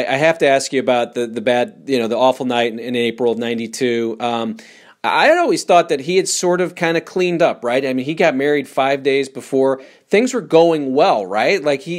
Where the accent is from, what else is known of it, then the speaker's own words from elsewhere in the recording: St. Louis, Missouri, United States; St. Louis, Missouri is where I am from, so it's 3 hours up north.